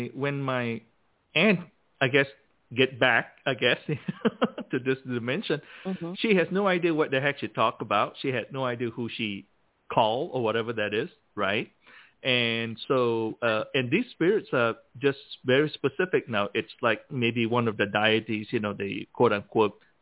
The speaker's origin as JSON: {"language": "English", "country": "Malaysia", "tie": "born or raised there", "moved": "yes", "said": "growing up in Malaysia"}